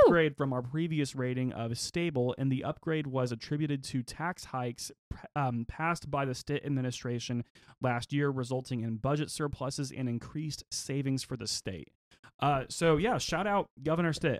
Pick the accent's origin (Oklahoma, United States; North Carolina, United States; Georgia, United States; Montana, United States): Oklahoma, United States; growing up in Oklahoma, we do kinda have a gun culture here